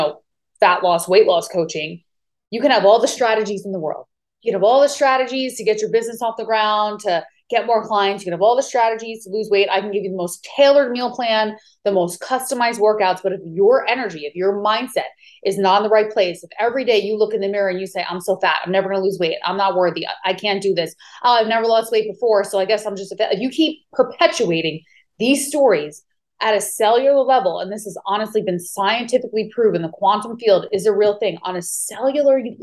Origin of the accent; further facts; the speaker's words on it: Long Island, New York, United States; moved away as an adult; also born or lived in California; now in Maui, United States; I'm originally from New York, Long Island, New York